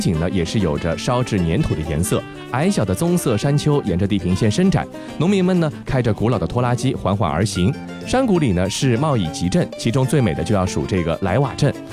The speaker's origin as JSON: {"language": "Chinese", "country": "China", "said": "对于我们中国人来说"}